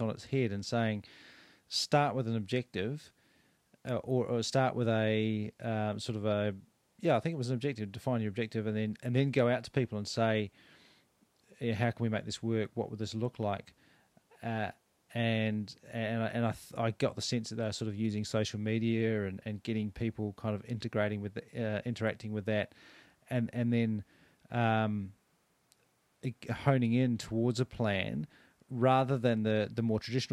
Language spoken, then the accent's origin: English; Adelaide, South Australia, Australia; now in Christchurch, New Zealand; I grew up in Adelaide